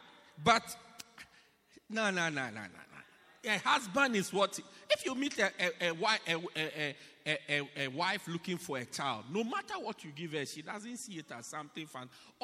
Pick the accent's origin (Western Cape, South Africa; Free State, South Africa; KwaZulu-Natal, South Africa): KwaZulu-Natal, South Africa; Pietermaritzburg; oh, as for me, I come from Pietermaritzburg.